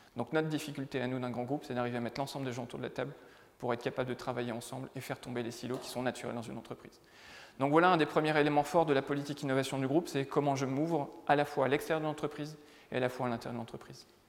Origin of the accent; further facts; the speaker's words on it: the North, Hauts-de-France, France; je viens du Nord, hein, donc euh, plutôt une terre de foot qu'une terre de rugby